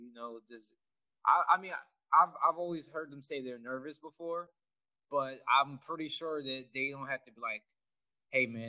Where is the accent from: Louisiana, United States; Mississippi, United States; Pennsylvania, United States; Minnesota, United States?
Pennsylvania, United States; Philadelphia; also born or lived in Upper Darby; I'm from Philadelphia because I've lived in more places than Waldo